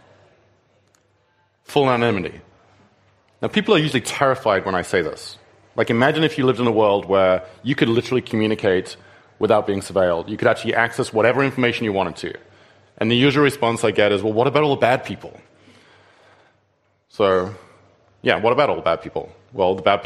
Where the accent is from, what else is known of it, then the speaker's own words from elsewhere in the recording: England, United Kingdom; moved away; in England, my home country